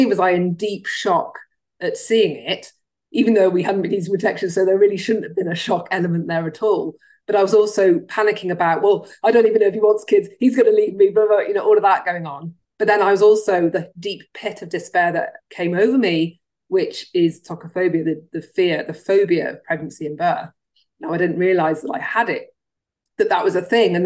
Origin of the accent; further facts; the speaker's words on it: Cardiff, Wales, United Kingdom; moved away; I grew up in Wales, which is stuck to England.